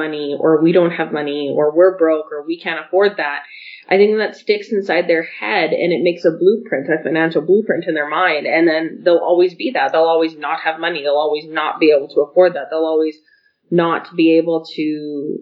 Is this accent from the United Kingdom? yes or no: no; Calgary, Alberta, Canada; we grew up in Calgary housing